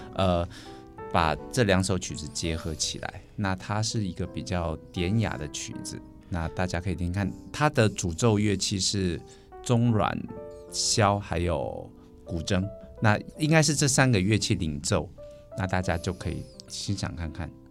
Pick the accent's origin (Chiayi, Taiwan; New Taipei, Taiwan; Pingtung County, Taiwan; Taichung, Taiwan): Taichung, Taiwan; 他们只要听说我是台中人